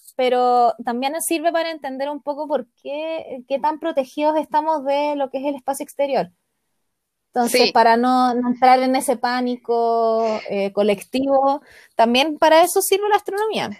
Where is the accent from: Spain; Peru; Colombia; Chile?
Chile; como nosotros somos un país largo y angosto